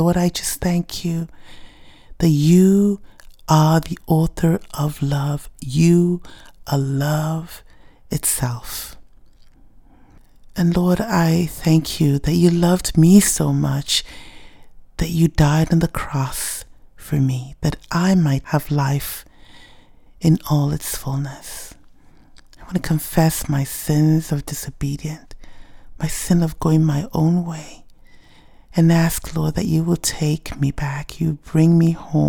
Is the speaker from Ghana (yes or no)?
yes; Ghana; first language Ewe; English is a second language; it was the first time I was singing in my native tongue, Ewe, and it just felt good to sing about the love of God in your native tongue.